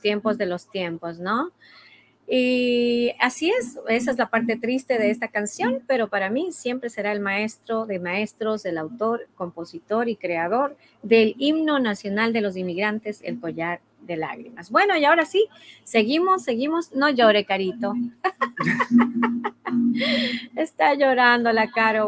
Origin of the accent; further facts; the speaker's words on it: Ecuador; moved away; mi país, en mi familia, en mi cultura, en mi, en mi música